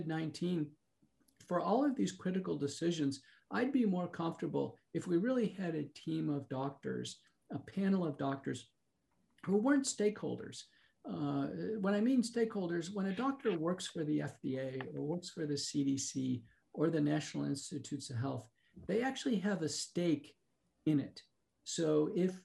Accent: United States; as an American

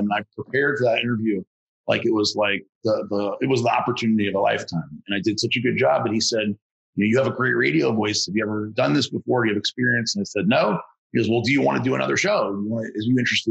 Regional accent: New Orleans, Louisiana, United States; I'm from New Orleans, Louisiana

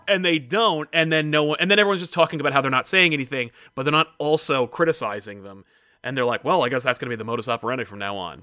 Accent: New Jersey, United States; I'm from Jersey

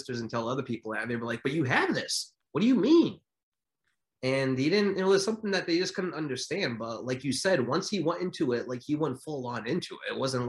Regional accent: New Bedford, Massachusetts, United States; Where I grew up in New Bedford, Massachusetts

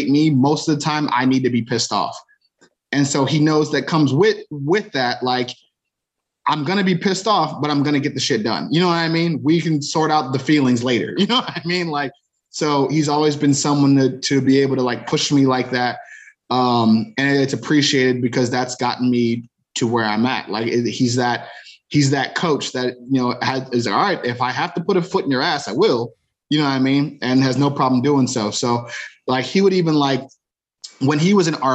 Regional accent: Cleveland, Ohio, United States; both of us growing up in Cleveland around the same time.

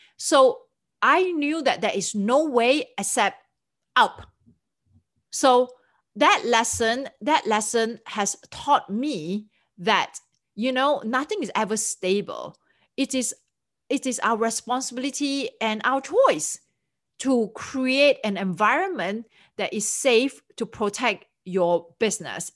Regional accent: Singapore; moved away as an adult; also born or lived in Switzerland; now in United States; I'm originally from Singapore, and I came to United States permanently in two thousand four.

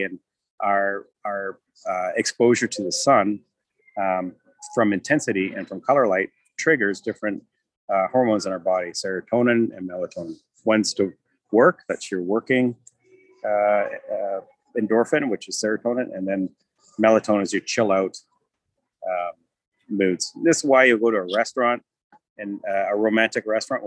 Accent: Canada; we're from Canada

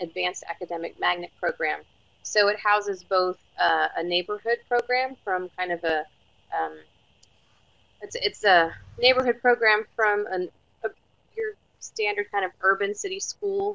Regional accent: Florida, United States; moved away as an adult; now in Austin, United States; I grew up in Florida

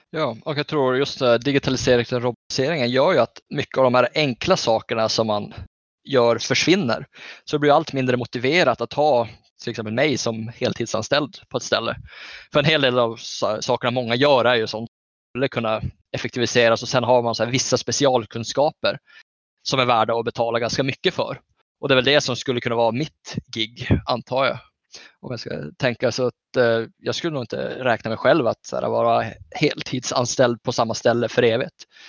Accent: Norrbotten County, Sweden; jag är ju norrbottning

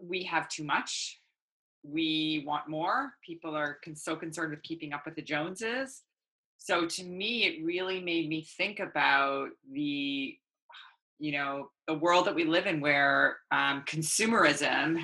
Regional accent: Toronto, Ontario, Canada; also born or lived in South Africa; I immigrated to Toronto when I was 7

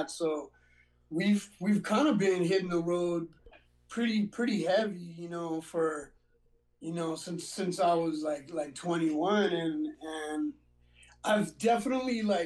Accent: Whittier, California, United States; also born or lived in Montebello, California; I was born in Montebello. I was raised in Whittier

